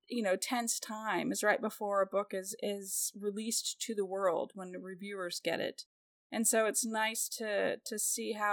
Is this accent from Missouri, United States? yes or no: yes; Kansas City, Missouri, United States; I'm from Kansas City where Patrick Mahomes is